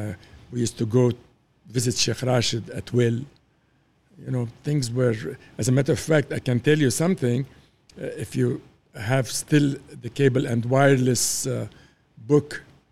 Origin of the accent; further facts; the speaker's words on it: Beirut, Beirut Governorate, Lebanon; Well, it was the golden days of Beirut. I can say that, you know, going to the school in Beirut and then to the mountains were beautiful days.